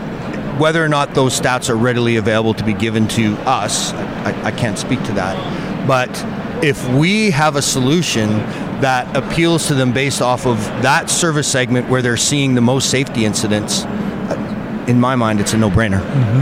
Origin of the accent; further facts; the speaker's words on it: Calgary, Alberta, Canada; I am originally from Canada.